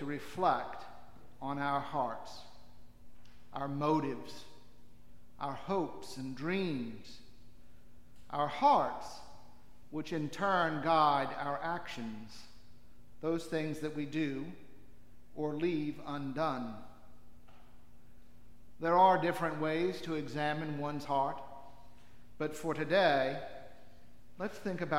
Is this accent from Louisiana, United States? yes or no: yes; Louisiana, United States; moved away; Growing up in Louisiana, our family spent many of the summer weeks north of New Orleans